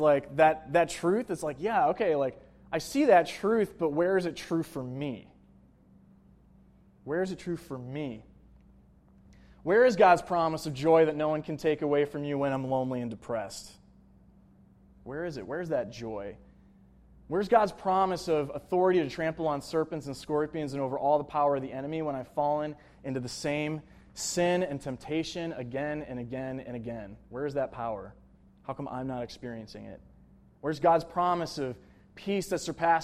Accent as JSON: {"language": "English", "town": "Buffalo", "region": "New York", "country": "United States", "tie": "born or raised there", "also_born_or_lived": "Manhattan", "moved": "as an adult", "lives_now": "New York City, United States", "said": "I went back to my hometown in Buffalo, New York"}